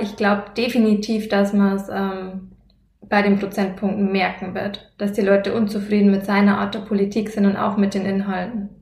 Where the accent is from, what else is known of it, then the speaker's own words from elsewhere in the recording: Lower Bavaria, Germany; bei uns hier in Niederbayern